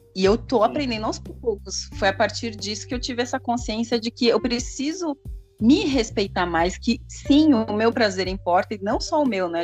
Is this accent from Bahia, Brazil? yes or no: no; São Paulo, Brazil; eu sou de São Paulo, capital